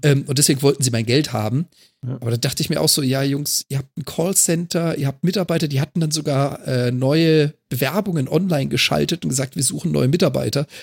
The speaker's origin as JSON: {"language": "German", "town": "Freiburg", "region": "Baden-Württemberg", "country": "Germany", "tie": "born or raised there", "moved": "yes", "said": "ich komme ja gebürtig aus Freiburg"}